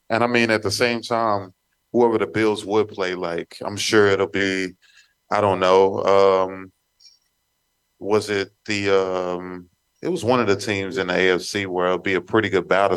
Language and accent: English; Texas, United States; moved away; I grew up in Texas